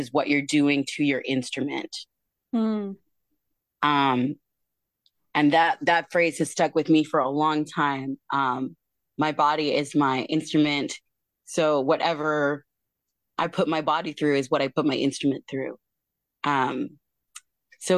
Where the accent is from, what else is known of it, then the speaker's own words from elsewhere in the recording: Tacoma, Washington, United States; I am from Tacoma, Washington